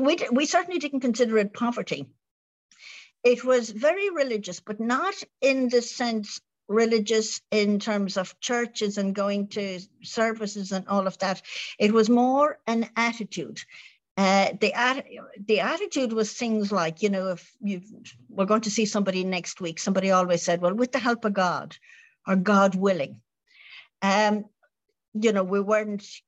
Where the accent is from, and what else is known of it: Ireland